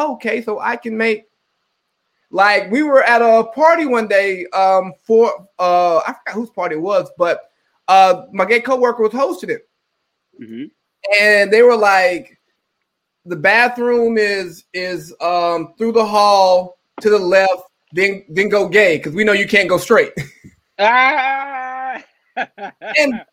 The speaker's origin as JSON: {"language": "English", "region": "the South", "country": "United States", "said": "I'm from the South"}